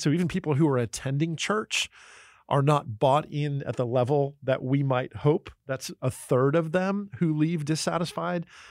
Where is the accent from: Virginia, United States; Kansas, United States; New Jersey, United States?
New Jersey, United States; moved away; also born or lived in Pennsylvania / California; I grew up in New Jersey and Pennsylvania and lived in California for a long time.